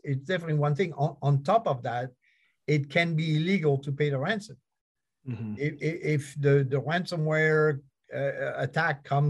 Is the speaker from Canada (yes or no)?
no; France; now in United States; I've been in the United States for 40 some years. I come from France